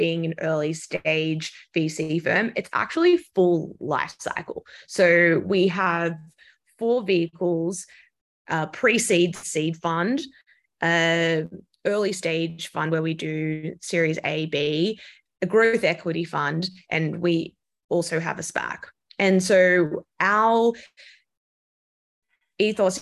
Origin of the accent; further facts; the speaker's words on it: Australia; moved away as an adult; also born or lived in London; now in New York City, United States; I'm Australian, so I worked for the big banks in Australia, CBA and Westpac